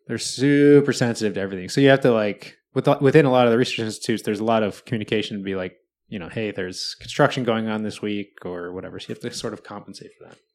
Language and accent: English; Wisconsin, United States; now in Seattle, United States; I grew up in Wisconsin